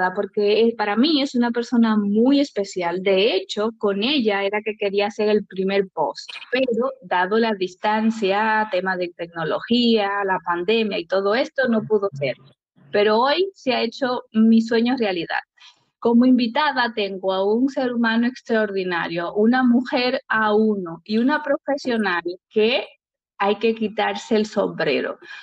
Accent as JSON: {"language": "Spanish", "country": "Dominican Republic", "moved": "yes", "lives_now": "Spain", "said": "yo como dominicana"}